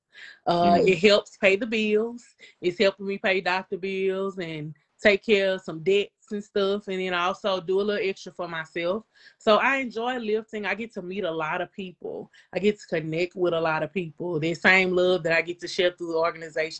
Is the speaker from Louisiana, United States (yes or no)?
yes; Shreveport, Louisiana, United States; I'm from Shreveport. I am from the Stony Hill area. So yeah, that is my stomping ground